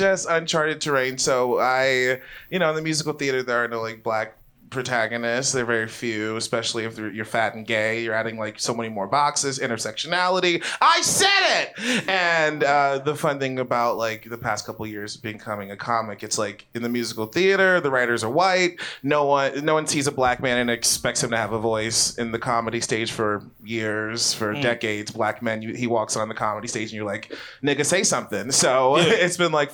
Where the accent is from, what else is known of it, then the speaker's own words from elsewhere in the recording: Baltimore, Maryland, United States; I am from Baltimore, I'm from East Baltimore, I'm from North Avenue